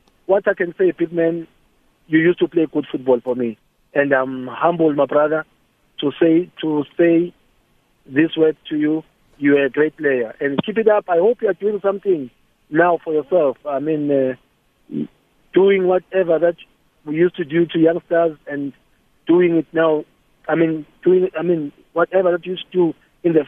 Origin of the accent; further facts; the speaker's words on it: Eswatini; I'm from Swaziland